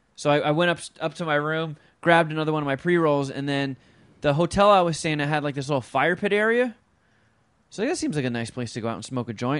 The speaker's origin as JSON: {"language": "English", "town": "Los Angeles", "region": "California", "country": "United States", "said": "Los Angeles"}